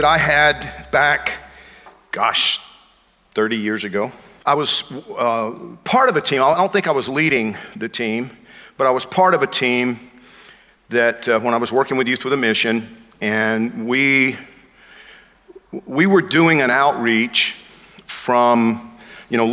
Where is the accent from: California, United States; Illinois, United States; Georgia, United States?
Georgia, United States; moved away; I grew up in Georgia.